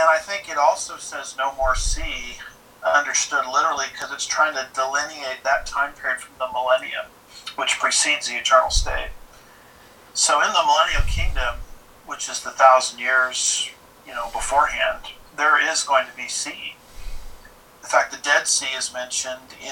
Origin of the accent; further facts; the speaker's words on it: Southern California, United States; I grew up in Southern California